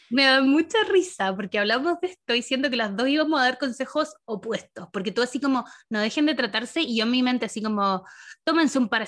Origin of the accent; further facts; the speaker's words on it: Chile; Yo así como, cuático, que en Chile uno nunca pensaría que alguien va a llegar hablando